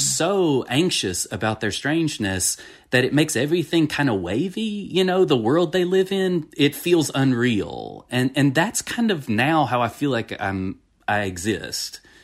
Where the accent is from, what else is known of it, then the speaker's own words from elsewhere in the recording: Franklin County, Tennessee, United States; also born or lived in Cambridge, Massachusetts / Florida; I've lived my whole life basically in this county